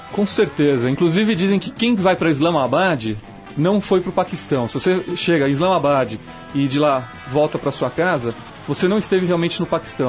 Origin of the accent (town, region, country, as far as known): Brazil; also born or lived in Alaska, United States